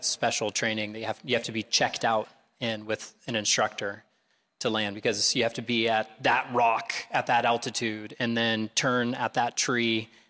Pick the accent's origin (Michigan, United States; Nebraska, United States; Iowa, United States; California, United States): Iowa, United States; North Liberty; moved away as an adult; now in Indonesia; So we're actually from Iowa City area. I was raised in North Liberty, and we lived for quite a while before I moved off to college near the Greencastle Airport. So this is home for us.